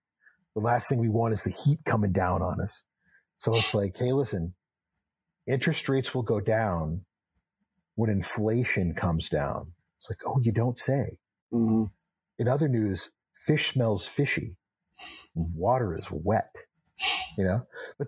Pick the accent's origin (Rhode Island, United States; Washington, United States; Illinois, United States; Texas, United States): Texas, United States; also born or lived in New Hampshire; Well, Doug, I'm a kid from Texas and New Hampshire.